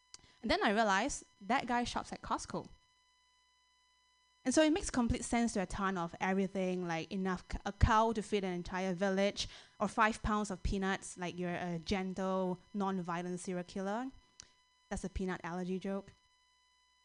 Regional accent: Singapore; now in United States; I am from Singapore

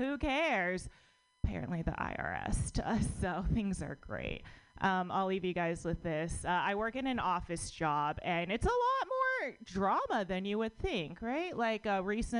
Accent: United States; I was born in America, but my parents are immigrants.

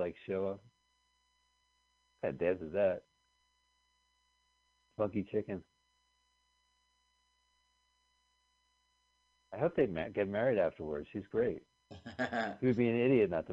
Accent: New Jersey, United States; we grew up in New Jersey

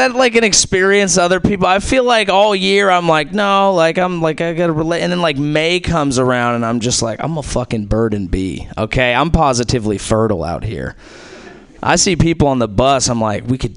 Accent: Silicon Valley, California, United States; I'm from Silicon Valley. That's where I grew up

